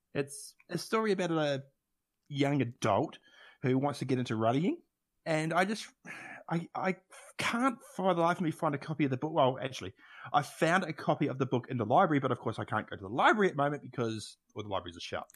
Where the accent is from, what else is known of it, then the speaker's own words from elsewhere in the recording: Christchurch, Canterbury, New Zealand; where I grew up in Christchurch